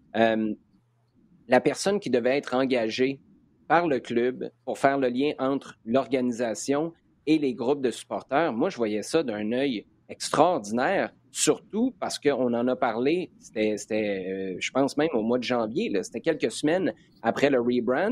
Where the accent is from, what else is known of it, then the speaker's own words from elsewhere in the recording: Quebec City, Quebec, Canada; Je suis de Québec